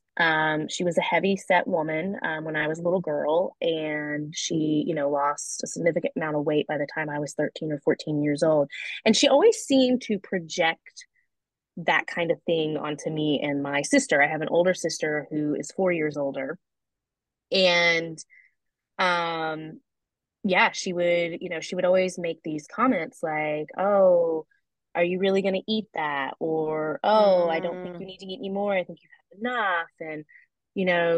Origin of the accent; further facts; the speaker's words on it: the South, United States; I grew up in the South, so we did get spanked